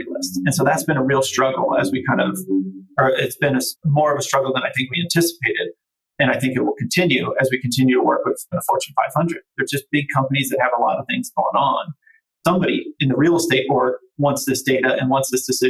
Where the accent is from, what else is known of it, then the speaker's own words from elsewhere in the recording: Cincinnati, Ohio, United States; moved away as an adult; also born or lived in Austin, Texas; it was in my hometown, right, where I grew up